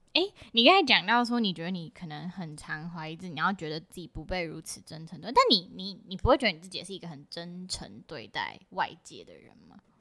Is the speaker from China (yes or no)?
no; Taiwan; 我台湾人